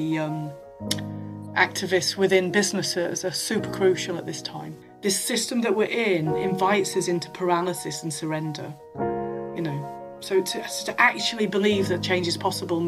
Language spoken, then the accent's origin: English; Yorkshire and the Humber, United Kingdom; I am from Yorkshire. It always feels like it starts with that in the north of England